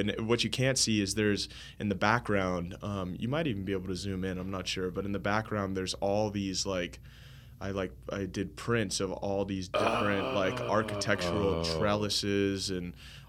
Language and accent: English; Florida, United States; I included the oranges because, you know, I'm from Florida